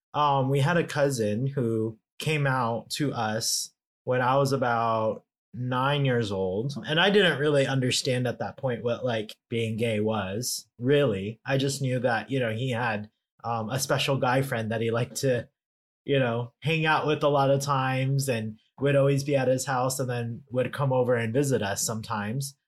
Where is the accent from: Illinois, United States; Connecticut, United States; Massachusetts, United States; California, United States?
California, United States; I'm such a Californian